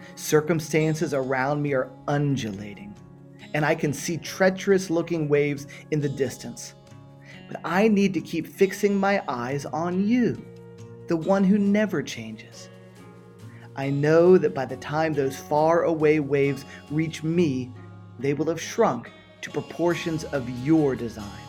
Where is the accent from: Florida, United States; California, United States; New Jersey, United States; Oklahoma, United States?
Florida, United States; Miami; moved away as an adult; also born or lived in San Francisco / Western Europe; now in Florida, United States; Born and raised in Miami, Florida